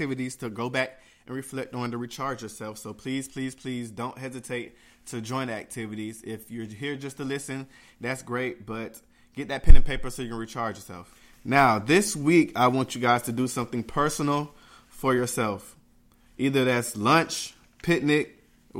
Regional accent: Jamaica; I'm Jamaican

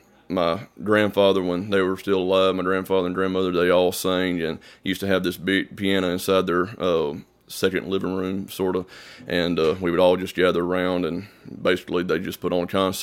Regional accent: Eupora, Mississippi, United States; Eupora, Mississippi. It's a little town, maybe 1,000 people at most. I live off maybe 10 minutes away from Eupora, actually, in a little community called Center.

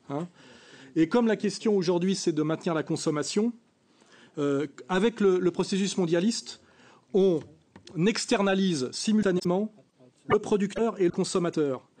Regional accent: France; je suis un Français de culture française, issu de la classe moyenne catholique

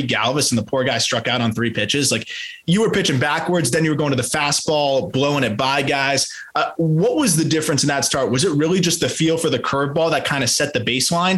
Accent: South Florida, United States; growing up in South Florida, going to Marlins games at Joe Robbie or Pro Player

